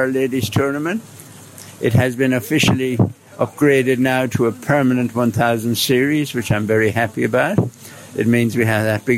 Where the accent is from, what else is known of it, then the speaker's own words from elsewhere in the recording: Ireland; accent: Irish; now in Dubai, United Arab Emirates; my Irish accent